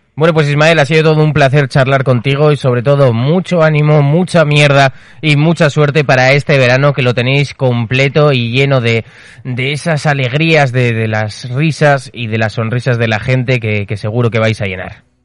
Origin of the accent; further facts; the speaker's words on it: Castro Urdiales, Cantabria, Spain; mi pueblo, a Castruciales en Cantabria